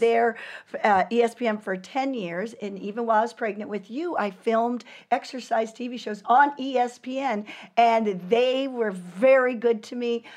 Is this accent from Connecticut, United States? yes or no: no; San Pedro, California, United States; I'm from San Pedro, California